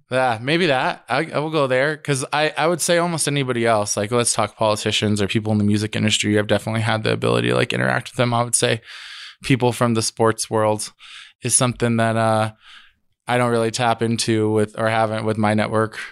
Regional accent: Denver, Colorado, United States; I grew up in Denver in a time, nineteen nineties, where they call it the summer of violence

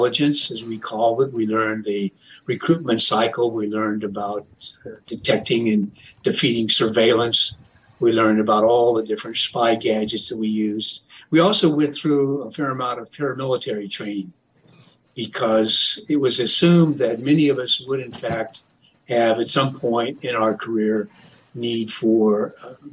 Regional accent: Iowa, United States; moved away as an adult; now in Texas, United States; my home state of Iowa

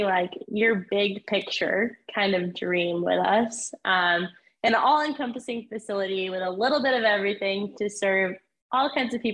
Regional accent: Maine, United States; moved away; I'm from Maine originally

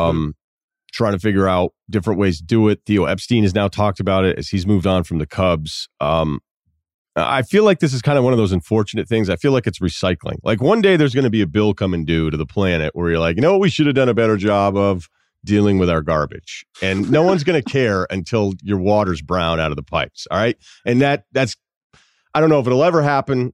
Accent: Massachusetts, United States; moved away; also born or lived in Vermont; I don't feel like I'm from Vermont, but Vermont will claim you. I'm, you know, I feel like I'm from Massachusetts

